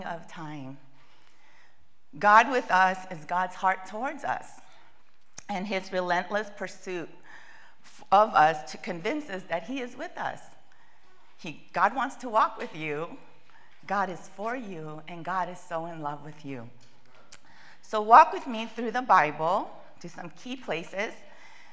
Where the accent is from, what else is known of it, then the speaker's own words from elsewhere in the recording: California, United States; moved away as an adult; also born or lived in Boston; I grew up in California, and we have two temperatures, warm and warmer